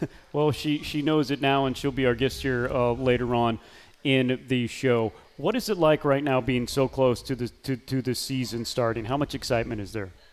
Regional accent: Missouri, United States; now in North Carolina, United States; I'm from Missouri

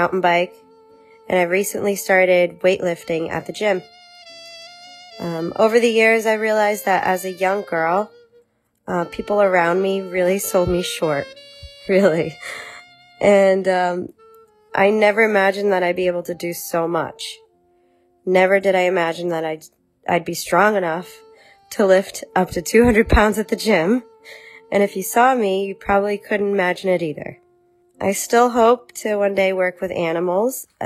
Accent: Brazil; now in United States; I was born in Brazil

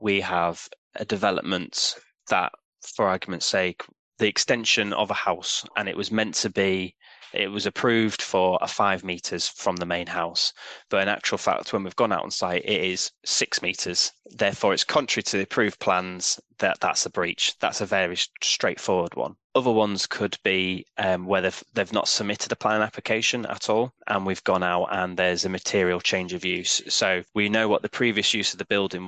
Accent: York, Yorkshire and the Humber, United Kingdom; moved away as an adult; also born or lived in South Oxfordshire / Hinckley / Hambleton; I moved up to Hambleton because I'm originally from York. So I moved back up to sort of where I was from

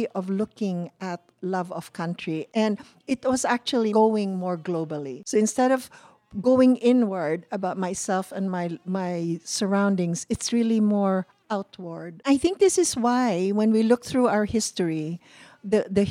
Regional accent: Cebu, Central Visayas, Philippines; moved away as an adult; now in United States; I am Filipino and I feel I'm Cebuana.

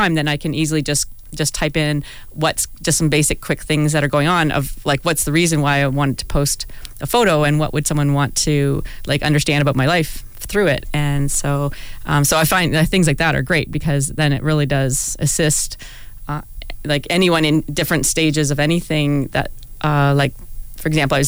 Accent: Walkerton, Ontario, Canada; also born or lived in Hanover; now in London, Canada; I didn't grow up here, but I grew up in a small town a few hours north of here, Walkerton

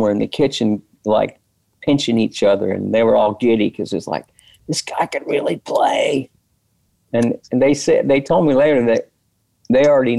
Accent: Indiana, United States; also born or lived in Kentucky / Ohio; Strangely enough, growing up in Indiana and Kentucky and Ohio, I didn't really know what bluegrass was.

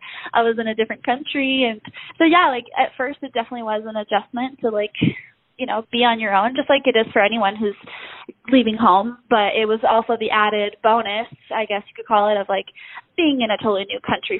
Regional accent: Mexico City, Mexico; now in Broken Arrow, United States; My parents are currently missionaries in Mexico City, and that's where I grew up. I was born in Broken Arrow, Oklahoma, and that's actually where I live now, Broken Arrow / Tulsa. So, but yeah, I grew up in Mexico

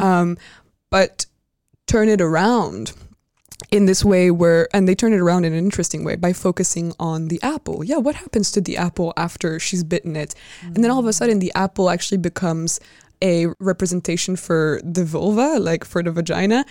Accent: France; moved away; growing up in France and, like, speaking the French language.

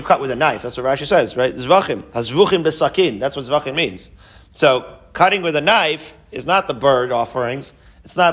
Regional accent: Haifa, Haifa District, Israel; I grew up in Haifa

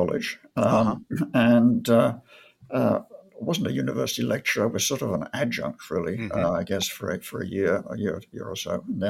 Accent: Warrington, North West England, United Kingdom; moved away as an adult; also born or lived in Bangor, Wales / London suburbs; shortly after that, we moved to the sort of London suburbs for a while, and then up to the northwest of England, a town called Warrington, which is where I went to secondary school.

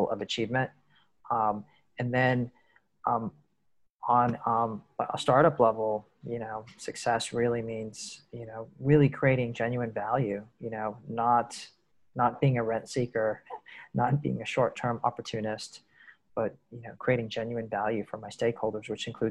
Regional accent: United States; moved away as an adult; also born or lived in mainland China; now in Asia; I'm an American, but I've been living in the Asian region for 23, 24 years

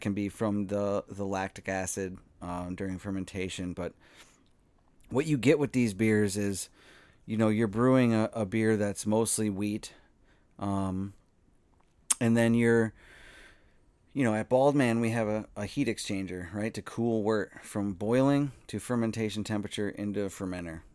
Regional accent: Eagan, Minnesota, United States; I'm from Eagan, uh, and I was very excited for the opportunity to get a job at a brewery in my hometown

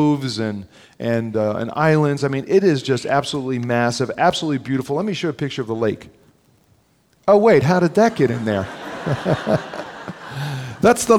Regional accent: New Jersey, United States; now in Chicago, United States; I'm a pastor from Chicago, grew up in North Jersey.

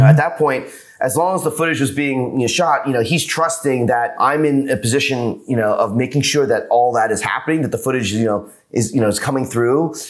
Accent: New York, United States; now in Los Angeles, United States; I'm from New York and now living

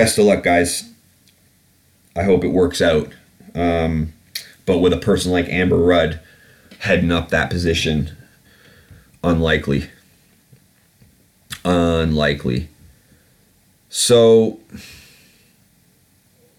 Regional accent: United Kingdom; I'm British? I'm a British citizen.

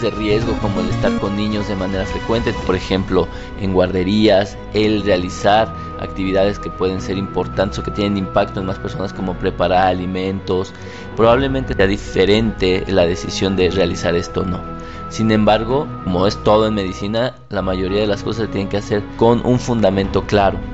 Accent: Mexico; países en vías de desarrollo como el nuestro

